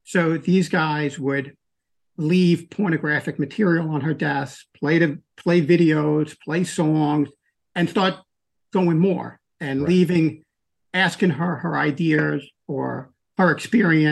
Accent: New York City, New York, United States; grew up in a small little town in Queens, New York, which was actually on the water, an island in a place called the Rockaways

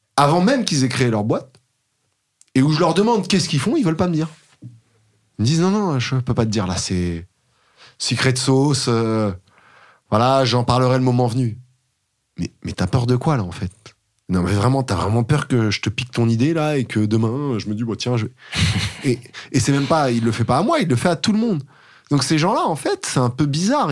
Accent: Paris, Île-de-France, France; j'ai grandi à Paris jusqu'à mes 8 ans, à peu près 7-8 ans

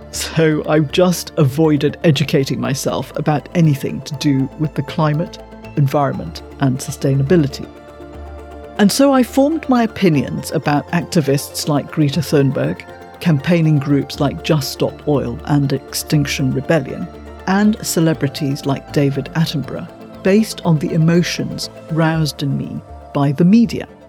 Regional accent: Malaysia; As a child growing up in Malaysia

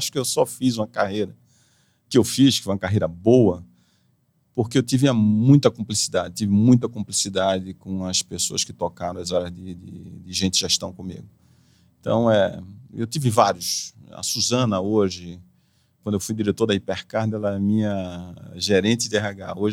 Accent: São José do Rio Preto, São Paulo, Brazil; Está lá na minha terra agora, em São José do Rio

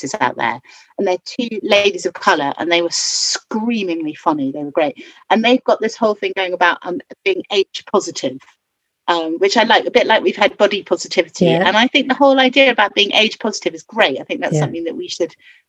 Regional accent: London, United Kingdom; I grew up in Soho, and my stepfather did a lot of counselling of patients

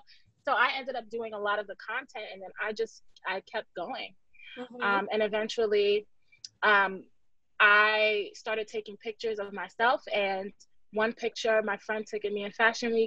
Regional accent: New York City, New York, United States; I'm from the Bronx. I'm still in the Bronx.

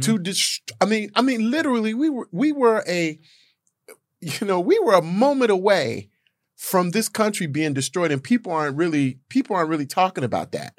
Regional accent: Gary, Indiana, United States; I'm from Gary, Indiana

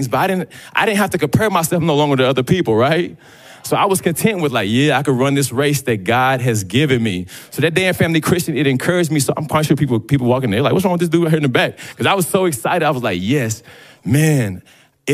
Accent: Dallas, Texas, United States; growing up in Dallas

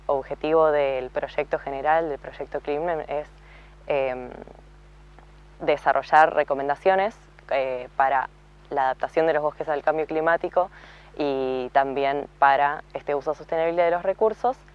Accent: Viedma, Río Negro, Argentina; also born or lived in Bariloche; soy originariamente de Viedma, pero en gran parte barilochense porque estudié ahí

